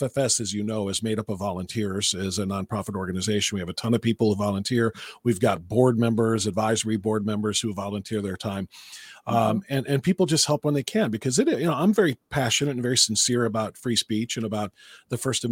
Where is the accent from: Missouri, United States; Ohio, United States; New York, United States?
Ohio, United States; Cleveland; being a Midwesterner, you know, from Cleveland